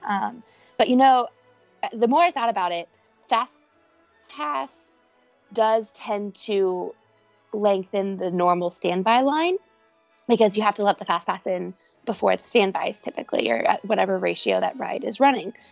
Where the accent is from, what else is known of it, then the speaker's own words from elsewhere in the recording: Cincinnati, Ohio, United States; I am from Cincinnati, Ohio